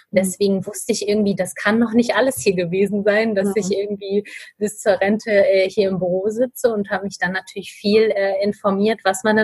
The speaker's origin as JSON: {"language": "German", "region": "Hamburg", "country": "Germany", "said": "ich bin 28 Jahre alt und ich komme aus Hamburg."}